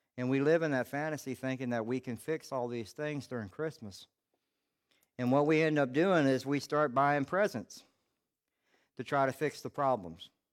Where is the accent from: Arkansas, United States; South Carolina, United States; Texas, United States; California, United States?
South Carolina, United States; Charleston; I'm from Charleston, South Carolina